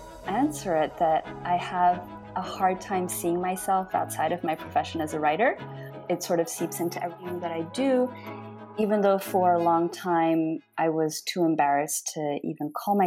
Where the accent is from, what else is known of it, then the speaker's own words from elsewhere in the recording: France; also born or lived in Australia; now in United States; So I'm half Japanese and half French, and I was raised in France and Australia and have lived in the US since 2007.